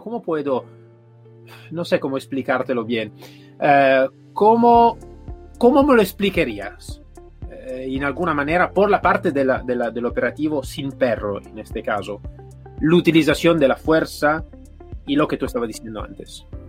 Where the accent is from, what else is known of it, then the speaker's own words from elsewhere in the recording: Italy; Spanish is a second language; now in Spain; yo soy italiano, vivo aquí en España